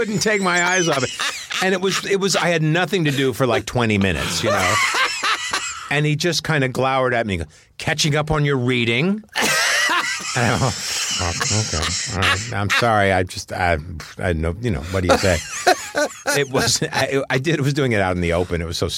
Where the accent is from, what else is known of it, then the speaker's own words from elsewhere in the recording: Sea Cliff, New York, United States; moved away; I grew up in Seacliff